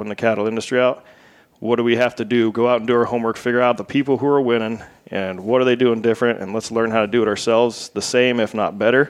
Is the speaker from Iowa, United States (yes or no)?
yes; Southwest Iowa, United States; from Southwest Iowa